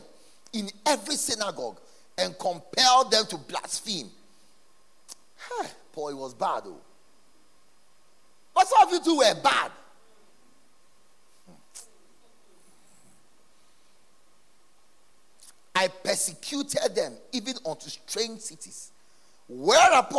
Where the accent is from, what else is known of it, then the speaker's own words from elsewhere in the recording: Ghana; our country, Ghana